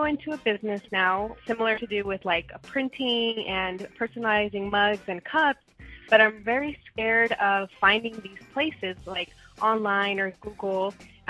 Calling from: Phoenix, Arizona, United States; I'm calling from Phoenix, Arizona

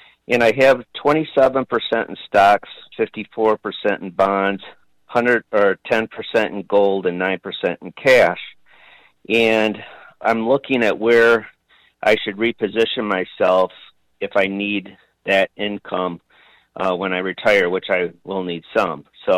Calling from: Fort Gratiot, Michigan, United States; I'm from Fort Gratiot, Michigan.

